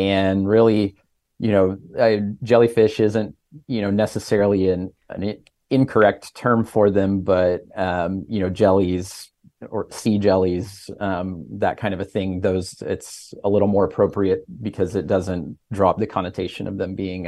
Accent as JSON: {"language": "English", "region": "Midwest", "country": "United States", "tie": "born or raised there", "said": "Sure. Well, I grew up in the Midwest where there is no ocean"}